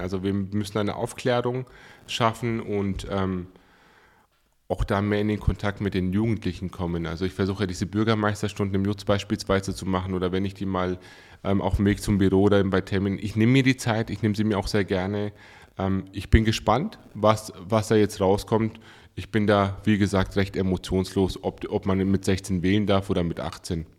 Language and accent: German; Coburg, Bavaria, Germany; geboren und aufgewachsen in Coburg